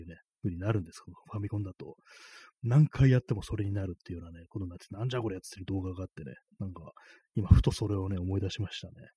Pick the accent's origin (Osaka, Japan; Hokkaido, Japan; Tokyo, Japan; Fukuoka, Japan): Tokyo, Japan; 私東京出身の人間